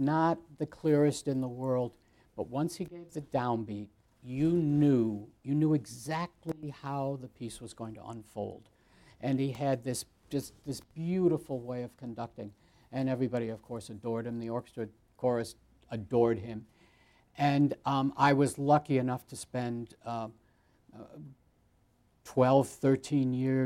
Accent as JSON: {"language": "English", "country": "United States", "also_born_or_lived": "Boston", "said": "I'm American"}